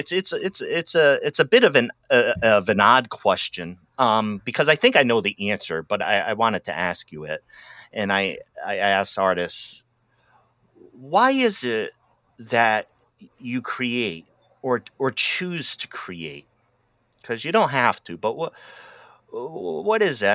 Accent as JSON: {"language": "English", "region": "Rhode Island", "country": "United States", "tie": "born or raised there", "also_born_or_lived": "Boston", "moved": "as an adult", "lives_now": "Los Angeles, United States", "said": "I'm originally from Rhode Island."}